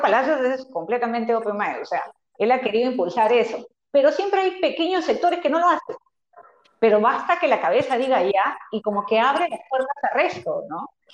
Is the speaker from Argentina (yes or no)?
no; Peru; nosotros como personas, como, como, peruanos